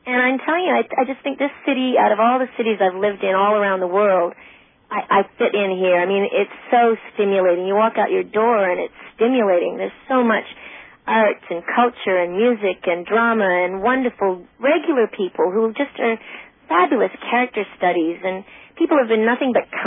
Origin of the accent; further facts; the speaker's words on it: Australia; I, I think partly because I am Australian, I seem American because we're like kind of like cowboys too in Australia.